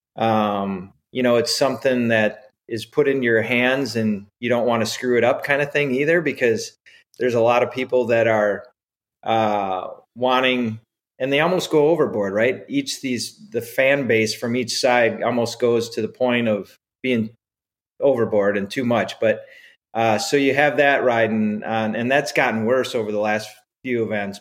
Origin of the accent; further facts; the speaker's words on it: Edgerton, Wisconsin, United States; when I was a kid growing up in Wisconsin